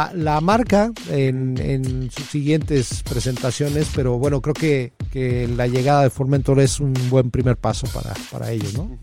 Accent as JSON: {"language": "Spanish", "country": "Mexico"}